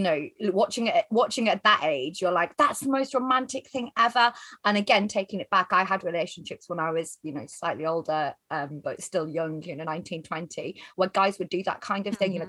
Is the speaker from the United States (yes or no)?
no; the north of England, United Kingdom; we grew up in Northern England and it's industrial